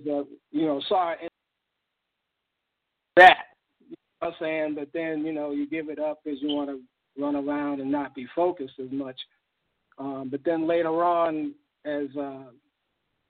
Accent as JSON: {"language": "English", "town": "Boston", "region": "Massachusetts", "country": "United States", "tie": "born or raised there", "also_born_or_lived": "Ohio", "said": "I was born in Ohio in 1968, but I was raised in Boston"}